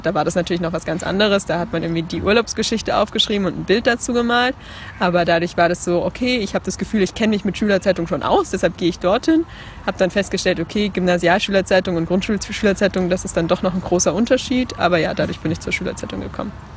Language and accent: German; Leipzig, Saxony, Germany; Ich komme aus Leipzig, habe dort gerade mein Abitur gemacht